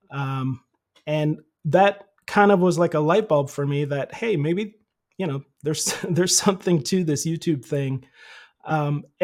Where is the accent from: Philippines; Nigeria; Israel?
Philippines; I grew up in the Philippines. My parents were missionaries there, and I started doing sound in their church like in seventh grade.